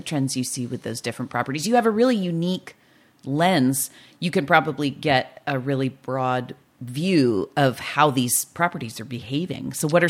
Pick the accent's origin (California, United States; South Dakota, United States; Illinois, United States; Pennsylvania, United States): California, United States; Nipomo; I grew up in Napomo. And that little Ace Hardware was the only thing we had, you know, for a big distance.